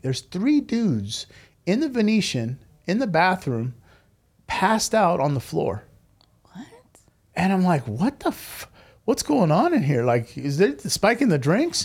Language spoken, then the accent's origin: English; United States; growing up in America